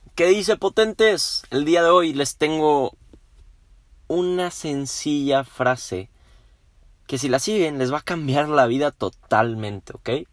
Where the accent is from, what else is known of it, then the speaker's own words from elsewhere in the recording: Mexico; somos muchos los mexicanos